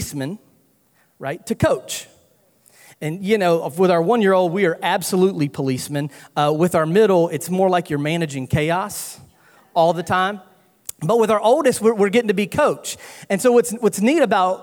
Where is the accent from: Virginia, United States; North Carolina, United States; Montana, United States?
North Carolina, United States; moved away as an adult; also born or lived in Louisiana; I'm from North Carolina, if you can't tell by the accent